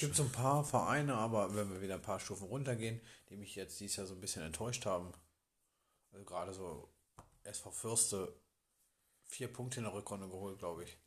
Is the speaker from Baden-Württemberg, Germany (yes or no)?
no; Bad Grund area, Lower Saxony, Germany; Ich komme aus der Region